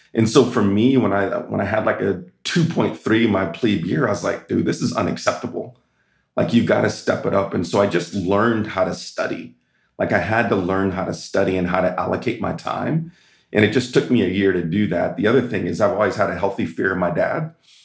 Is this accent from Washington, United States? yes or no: no; California, United States; I was raised in Southern California for high school and always thought that I'd go to UCLA or Stanford